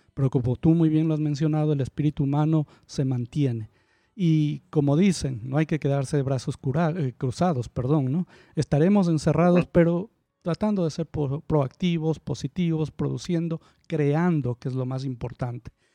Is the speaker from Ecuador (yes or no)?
yes; Ambato, Tungurahua, Ecuador; now in Guayaquil, Ecuador; yo nací aquí en Guayaquil. Pero me ah, crié, tuve un par de años, bueno, Escuela y colegio le dicen en la ciudad de Ambato